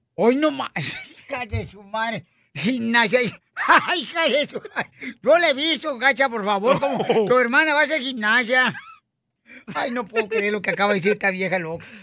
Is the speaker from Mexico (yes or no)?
yes; Ocotlán, Jalisco, Mexico; Yo representé a Ocotlán, Jalisco, mi tierra natal